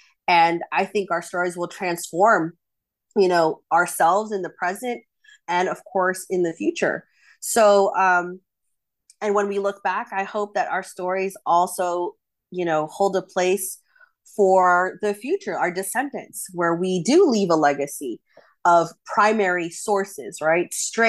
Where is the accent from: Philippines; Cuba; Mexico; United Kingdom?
Philippines; I think our community as a Filipino, Filipina, Filipinx community